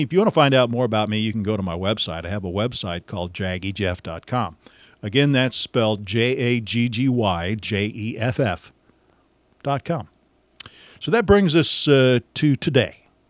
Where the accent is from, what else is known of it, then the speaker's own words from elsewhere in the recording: Missouri, United States; also born or lived in Warrensburg, Missouri; I'm a Missouri guy, uh, born and raised in Missouri